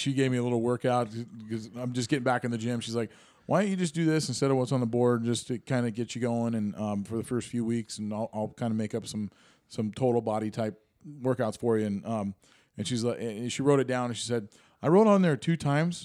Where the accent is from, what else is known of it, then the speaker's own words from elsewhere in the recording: Granite Falls, Washington, United States; I grew up in Granite Falls